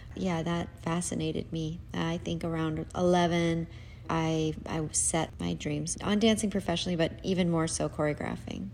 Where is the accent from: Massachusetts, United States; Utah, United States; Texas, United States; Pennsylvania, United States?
Utah, United States; Salt Lake City; I grew up in Salt Lake City, Utah